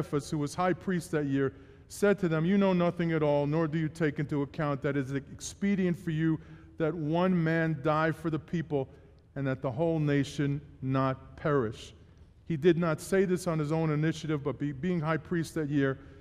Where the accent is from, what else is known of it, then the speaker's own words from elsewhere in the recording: New York City, New York, United States; born and raised in New York City